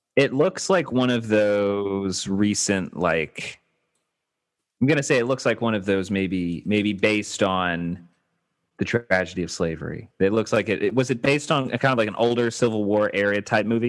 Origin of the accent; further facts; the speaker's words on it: Baton Rouge, Louisiana, United States; now in Los Angeles, United States; Baton Rouge